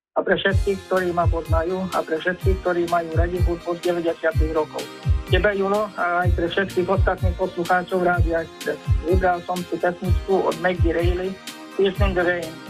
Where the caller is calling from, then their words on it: Kráľovský Chlmec, Košice Region, Slovakia; som z Kráľovského Hrnca.